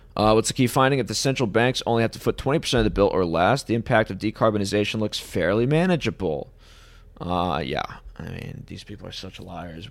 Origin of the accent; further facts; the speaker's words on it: United States; being an American